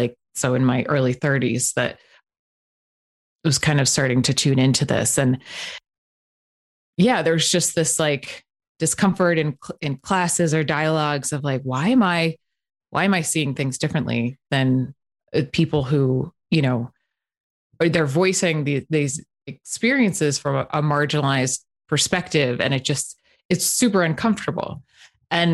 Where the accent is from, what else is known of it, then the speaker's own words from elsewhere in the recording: Northeast, United States; moved away; I was raised in the Northeast